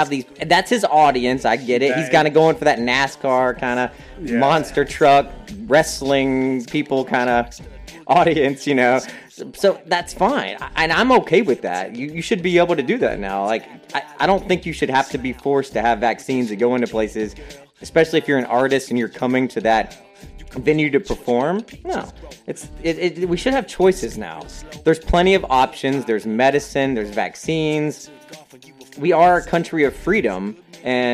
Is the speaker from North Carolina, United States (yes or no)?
yes; North Carolina, United States; I am from North Carolina